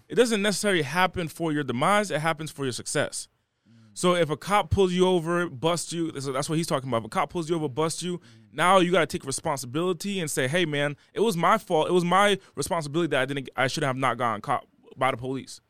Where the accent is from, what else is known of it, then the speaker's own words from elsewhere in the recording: Rhode Island, United States; moved away; also born or lived in Los Angeles; I was raised o-, over there.